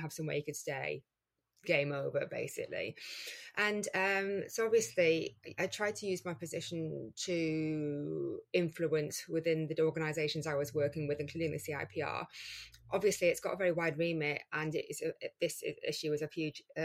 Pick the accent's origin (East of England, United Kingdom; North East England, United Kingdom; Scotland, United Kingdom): North East England, United Kingdom; Geordie; accent: Geordie; a Geordie accent, you know, in the middle of London